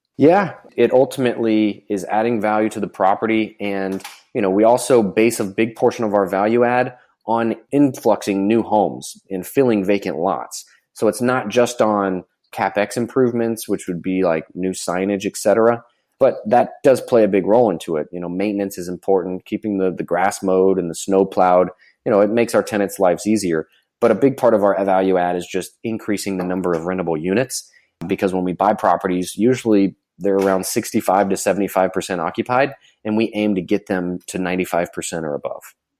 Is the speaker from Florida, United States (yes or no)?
yes; Florida, United States; I'm from Florida.